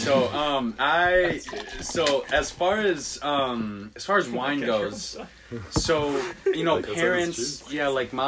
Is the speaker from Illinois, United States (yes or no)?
no; Minnesota, United States; I was born and raised in Minnesota.